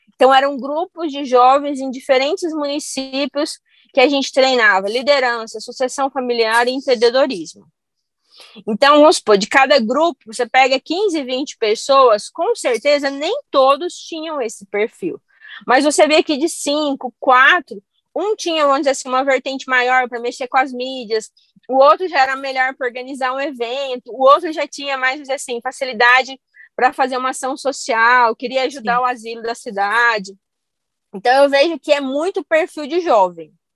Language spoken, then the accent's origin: Portuguese; Goiás, Brazil; also born or lived in Santa Catarina / Rio Grande do Sul; Mas a minha família é do Rio Grande do Sul, eu nasci em Santa Catarina, mas eu vim para Goiás com um ano. E a gente sempre morou em fazenda